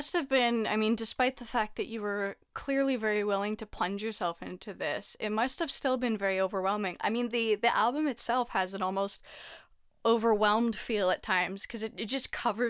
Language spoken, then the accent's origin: English; Canada; also born or lived in England; Because I'm Canadian